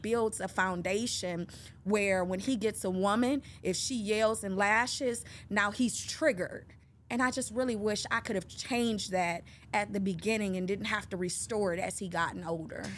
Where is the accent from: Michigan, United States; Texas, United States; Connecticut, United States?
Michigan, United States; Detroit; I'm a native from Detroit, Michigan